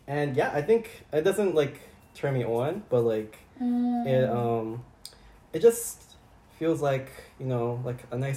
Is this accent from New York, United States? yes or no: yes; New York, United States; I'm a New Yorker.